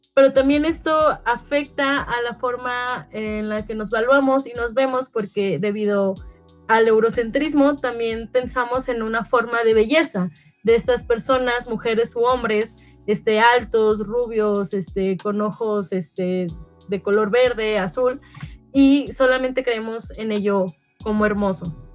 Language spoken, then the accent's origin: Spanish; Mexico; cómo yo me percibo como mexicana